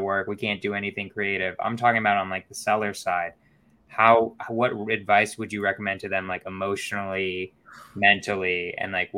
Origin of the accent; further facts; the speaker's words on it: California, United States; I'm from California